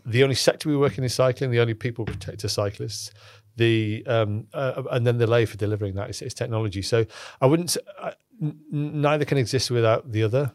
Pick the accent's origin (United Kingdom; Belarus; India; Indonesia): United Kingdom; Cockermouth, North West England; I'm from Cockermouth, um, where I spent most of my life was in Cockermouth in the Lake District.